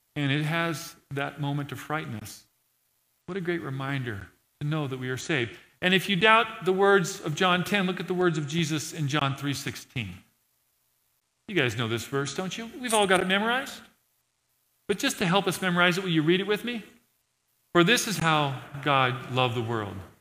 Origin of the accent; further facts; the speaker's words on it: Montana, United States; I'm from Montana